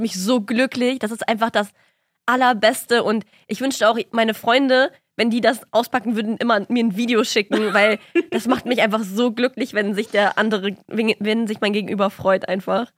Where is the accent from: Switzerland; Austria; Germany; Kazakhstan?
Kazakhstan; moved away; ich komme ja aus Kasachstan